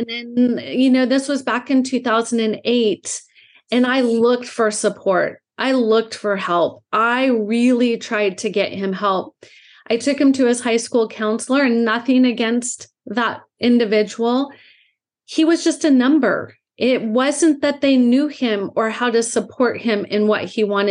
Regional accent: Southern California, United States; I grew up in Southern California. I'm actually five generations from Southern California.

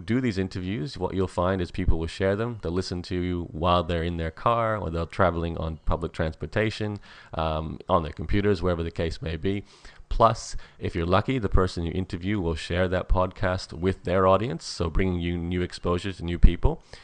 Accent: Australia; as an Australian

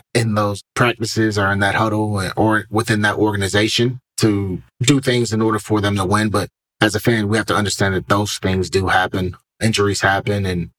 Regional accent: Cleveland, Ohio, United States; Growing up in Cleveland

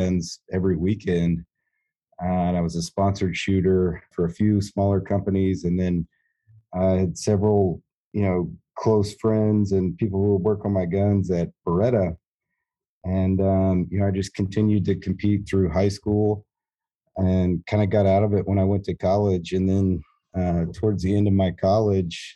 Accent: North Georgia, United States; also born or lived in Washington, D.C.; now in Fort Smith, United States; I grew up in North Georgia

